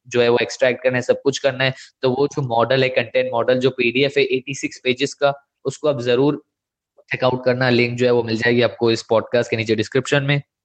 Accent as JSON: {"language": "Hindi", "country": "India", "accent": "Indian English", "said": "हमारा जो एक्सेंट है वो है इंडियन इंग्लिश"}